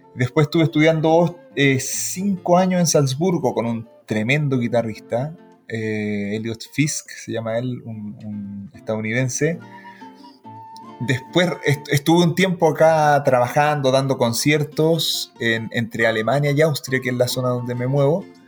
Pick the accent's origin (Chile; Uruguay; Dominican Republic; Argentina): Chile; Puente Alto, Santiago Metropolitan Region; moved away as an adult; now in Germany; Yo soy oriundo de Santiago de Puente Alto